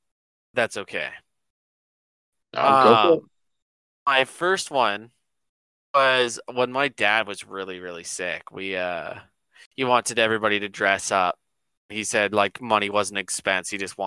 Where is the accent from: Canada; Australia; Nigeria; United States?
Canada; when I was a kid. I lived up north in McKenzie, which isn't too far up north for some people, but it gets really cold up there, right?